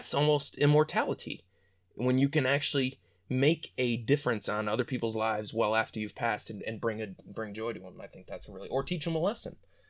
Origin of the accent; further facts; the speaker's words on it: Ionia, Michigan, United States; also born or lived in Detroit; I've pretty much come up all the way through my life in little town of Ionia. If you were really well known for our prisons and our free fair, that's about it.